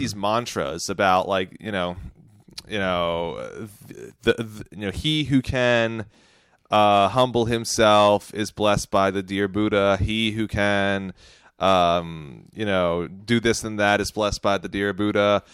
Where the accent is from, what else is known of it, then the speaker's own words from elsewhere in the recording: United States; I'm an American